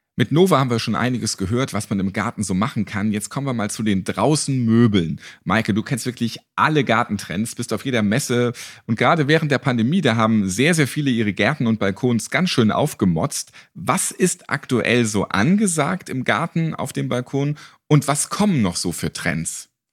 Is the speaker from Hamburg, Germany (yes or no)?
yes; Hamburg, Germany; Ich bin ja auch Hamburger